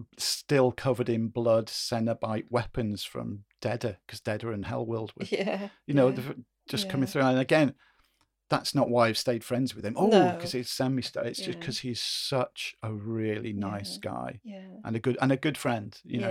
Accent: United Kingdom; because we're, you know, we're British, we don't have Thanksgiving Day over here.

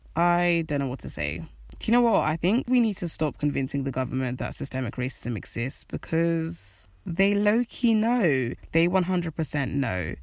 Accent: United Kingdom; I know I'm British. I have a British citizenship. I was born in this country

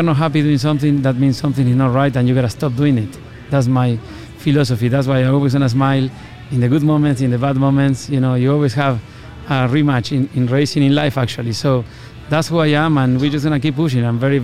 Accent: Argentina; moved away as an adult; now in United States; You know, when I came from Argentina, I was a go-kart mechanic.

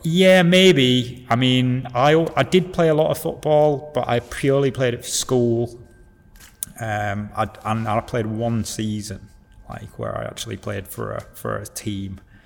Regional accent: Hull, Yorkshire and the Humber, United Kingdom; moved away; also born or lived in Leeds / Paris, France; I'm from Hull.

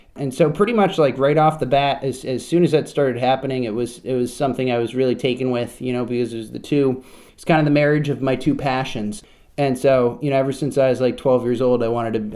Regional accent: Vermont, United States; I grew up in Vermont. I spent, spent my whole childhood in Vermont.

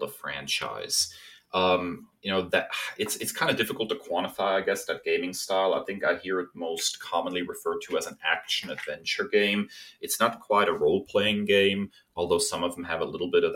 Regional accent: Germany; moved away; I am a German

